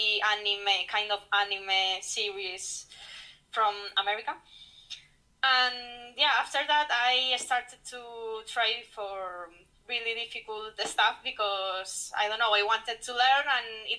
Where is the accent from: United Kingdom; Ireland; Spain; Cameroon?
Spain; also born or lived in Madrid; I'm from Spain. I live in Madrid, the capital city.